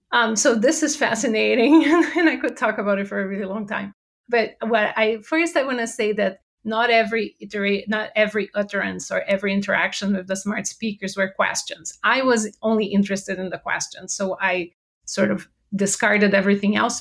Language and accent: English; Brazil; English is a second language; moved away as an adult; now in United States; I uh, moved here to the US. I'm originally from Brazil. So if you detect an accent, that's where it's from